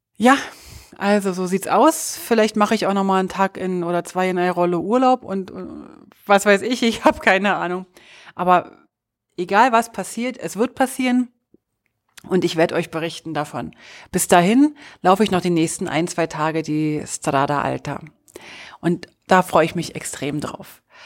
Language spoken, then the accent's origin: German; Berlin, Germany; aus Berlin, als Berlinerin, als Hauptstadtkind